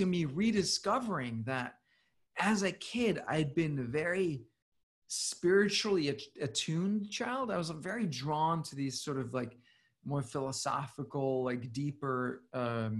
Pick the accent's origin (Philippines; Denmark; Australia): Denmark; Copenhagen, Capital Region of Denmark; moved away as an adult; also born or lived in New York City / San Francisco; I grew up in Copenhagen